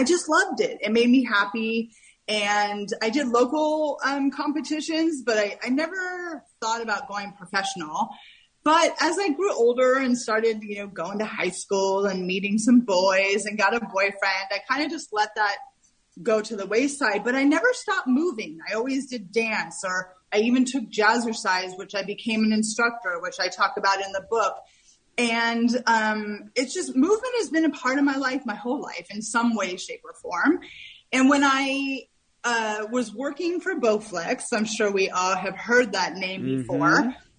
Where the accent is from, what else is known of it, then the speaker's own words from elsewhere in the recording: California, United States; moved away as an adult; also born or lived in New York City; now in Greenville, United States; I was originally born and bred in Northern California, but I was living in New York City for the past 17 years.